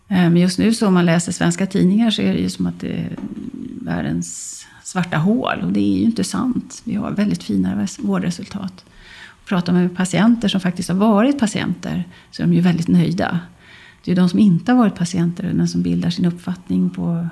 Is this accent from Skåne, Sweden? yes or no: no; Västerbotten County, Sweden; moved away; Jag är ju gammal västerbottning